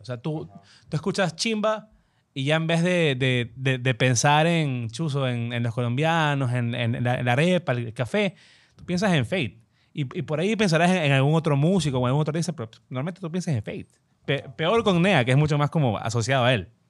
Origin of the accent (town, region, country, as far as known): Ecuador